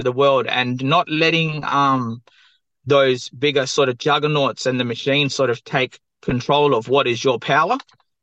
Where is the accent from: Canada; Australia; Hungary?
Australia; Perth, Western Australia; I'm from the southwest of Western Australia, Boorloo, or Perth. And my mob are Noongar